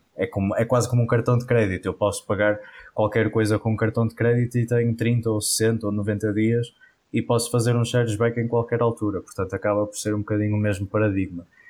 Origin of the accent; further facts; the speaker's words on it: Porto, Norte, Portugal; sou do, do Porto, nascido e criado cá no Norte